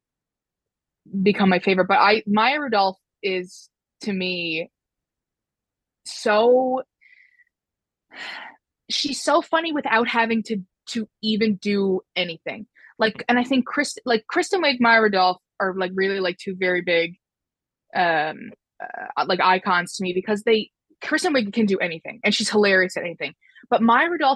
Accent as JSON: {"language": "English", "region": "Newfoundland and Labrador", "country": "Canada", "said": "I'm from Newfoundland."}